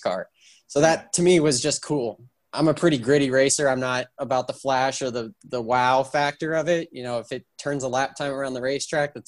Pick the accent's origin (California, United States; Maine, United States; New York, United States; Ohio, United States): California, United States; I'm from California originally, and I grew up 10 minutes away from Willow Springs Raceway, which is a historic facility in the West Coast, closest racetrack